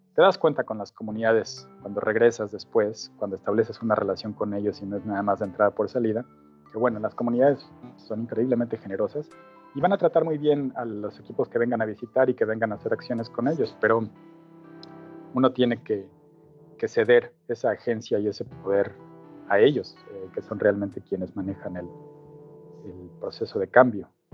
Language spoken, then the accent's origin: Spanish; Mexico City, Mexico; moved away as an adult; now in Auckland, New Zealand; Soy originalmente de México, de la Ciudad de México